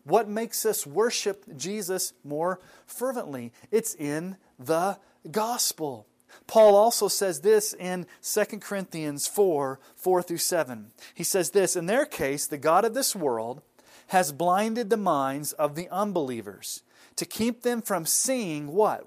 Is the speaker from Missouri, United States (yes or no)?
yes; Kansas City, Missouri, United States; I was born in Kansas City, Missouri